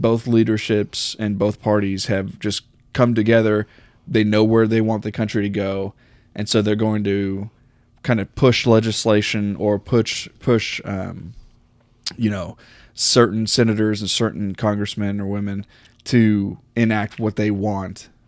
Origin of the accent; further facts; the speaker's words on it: United States; as an American